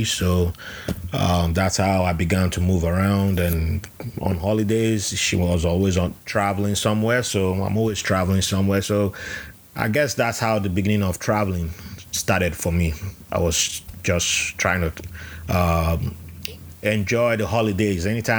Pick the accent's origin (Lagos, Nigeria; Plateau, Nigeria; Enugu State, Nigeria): Plateau, Nigeria; Jos; So I was the only one born in Nigeria. And by the time I was growing up, I was born in Jos, which based on the Nigerian system, you're not from where you were born.